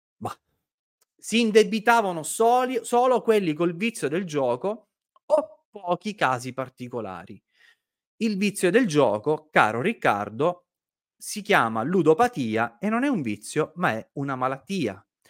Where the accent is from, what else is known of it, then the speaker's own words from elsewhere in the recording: Sicily, Italy; Nella mia terra, in Sicilia